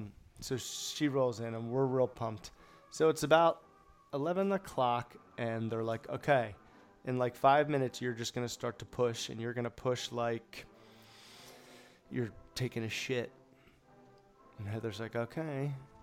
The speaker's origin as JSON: {"language": "English", "country": "Jamaica", "said": "Well, I'm Jamaican."}